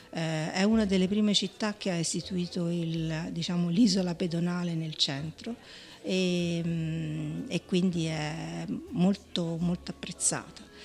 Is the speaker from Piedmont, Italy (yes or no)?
no; Montecucco, Tuscany, Italy; io sono cresciuta a Montecucco col fiasco impagliato in tavola è Montecucco